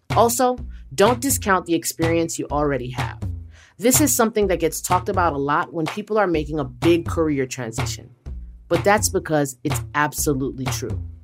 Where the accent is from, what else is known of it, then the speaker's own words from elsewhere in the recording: New York City, New York, United States; now in Dallas, United States; I may live in Dallas, but all the hard wiring was done in Queens. I'm a New Yorker at heart